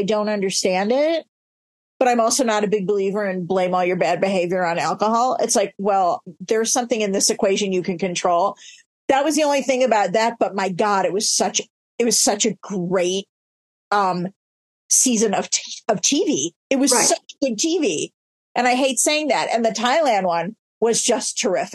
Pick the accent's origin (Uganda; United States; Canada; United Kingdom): United States; Chicago, Illinois; I'm Chicago, born and bred